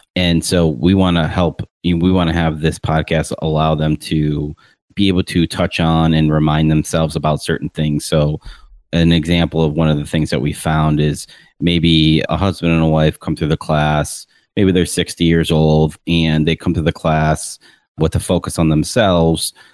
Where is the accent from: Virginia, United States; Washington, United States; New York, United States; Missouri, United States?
New York, United States; Rochester; also born or lived in Tampa Bay, Florida; now in Tampa, United States; Rochester, New York, moved to Tampa Bay in 2003